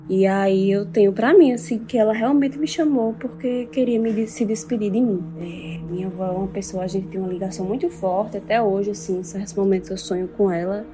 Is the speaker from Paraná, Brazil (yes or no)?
no; interior of Paraíba, Brazil; moved away as an adult; now in João Pessoa, Brazil; moro em João Pessoa, mas eu sou interior da Paraíba